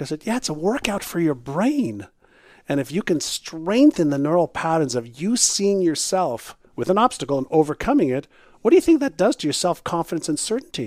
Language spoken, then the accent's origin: English; Montreal, Quebec, Canada; first language Hebrew; English is a second language; moved away as an adult; also born or lived in Israel / Toronto; When I was um, five, six, seven years old, I moved from Israel to Montreal. I spoke mm-hmm. Hebrew, but not English or French